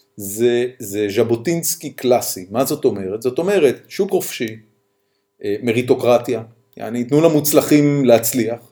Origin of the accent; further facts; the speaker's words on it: Haifa, Haifa District, Israel; אני ואתה גדלנו בחיפה